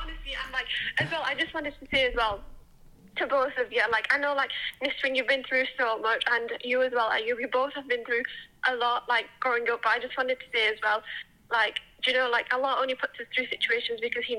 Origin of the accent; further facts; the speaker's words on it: Sheffield, Yorkshire and the Humber, United Kingdom; I'm from Sheffield, by the way.